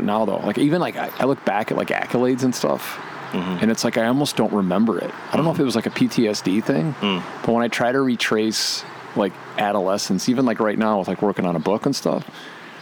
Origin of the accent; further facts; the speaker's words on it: Calumet City, Illinois, United States; I'm from Cal City.